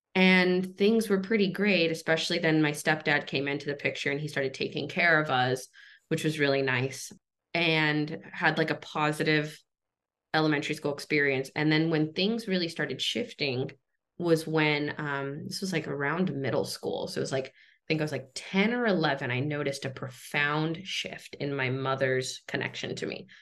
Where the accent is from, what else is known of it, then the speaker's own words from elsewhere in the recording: Los Angeles, California, United States; I was born in Southern California, grew up in a in a small town on Tongva land called uh, San Pedro, California